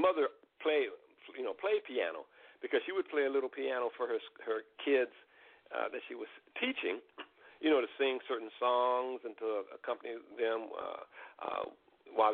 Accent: Chicago, Illinois, United States; growing up in Chicago

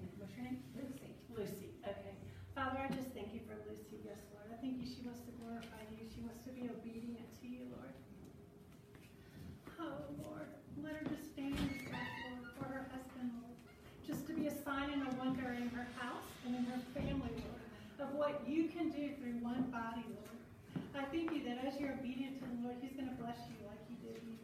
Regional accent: New Orleans, Louisiana, United States; I come from New Orleans.

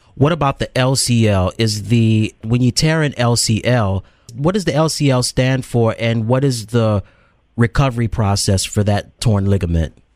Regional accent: the South, United States; I'm from the South

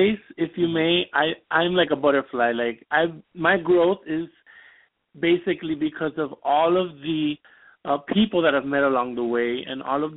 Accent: Miami, Florida, United States; I'm from Miami, Florida

